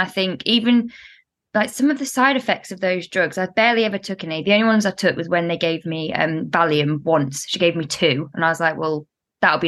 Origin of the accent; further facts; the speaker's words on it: the Midlands, England, United Kingdom; accent: northern vowels; also born or lived in Spain; now in London, United Kingdom; I'm in the middle, which is why I kind of have northern vowels